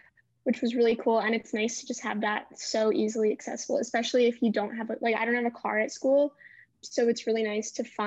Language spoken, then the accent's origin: English; Cleveland, Ohio, United States; moved away as an adult; now in Charlottesville, United States; I'm a second year. I'm from Cleveland, Ohio